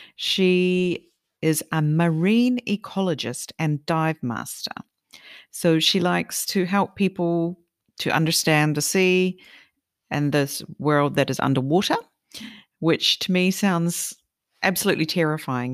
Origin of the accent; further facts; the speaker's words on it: New Zealand; I'm from New Zealand